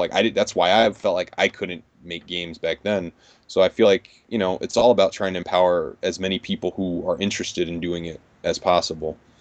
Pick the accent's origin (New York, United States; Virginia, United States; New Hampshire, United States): New York, United States; growing up in New York for the last thirty years.